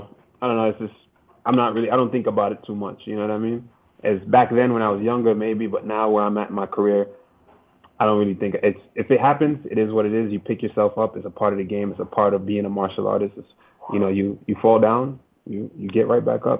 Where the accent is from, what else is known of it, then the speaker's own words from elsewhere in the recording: New York, United States; I'm from New York. I'm from New York, bro. I'm from big city